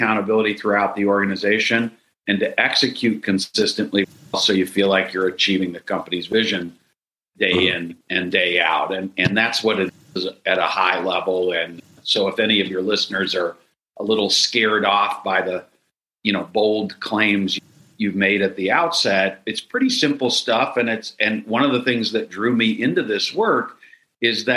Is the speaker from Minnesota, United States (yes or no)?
yes; Minneapolis, Minnesota, United States; I am from Minneapolis